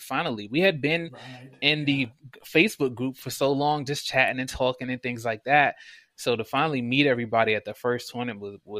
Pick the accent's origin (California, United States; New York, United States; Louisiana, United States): New York, United States; Brooklyn; also born or lived in Washington, D.C.; cause you know, I'm from Brooklyn, and then we moved to DC. So the big city was never far from me, but I still like the suburbs